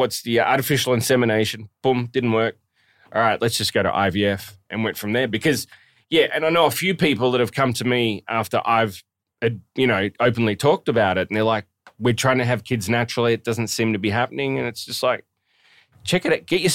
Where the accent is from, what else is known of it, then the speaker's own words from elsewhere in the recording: Australia; moved away as an adult; I grew up in Australia, like when I was 15